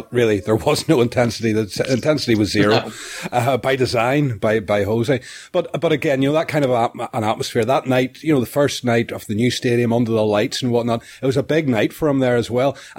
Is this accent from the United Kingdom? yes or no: yes; Northern Ireland, United Kingdom; I'm from Northern Ireland